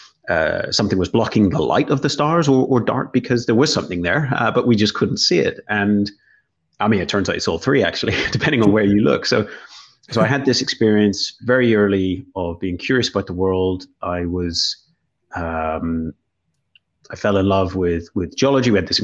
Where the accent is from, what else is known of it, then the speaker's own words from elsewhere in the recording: Northern Ireland, United Kingdom; So I am originally from Northern Ireland and very much now internationalized accent through lecturing in many countries